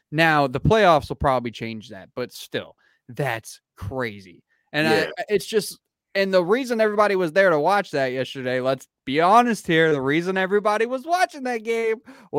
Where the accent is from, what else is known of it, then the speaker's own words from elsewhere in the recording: Georgia, United States; also born or lived in Florida; But like growing up in Georgia, Florida, all that shit, this is what, you know, growing up, you don't want me dancing.